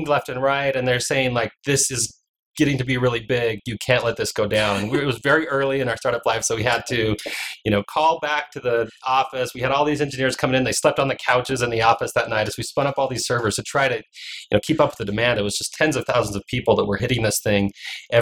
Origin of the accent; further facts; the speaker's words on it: Alaska, United States; moved away as an adult; also born or lived in Utah; I grew up in Alaska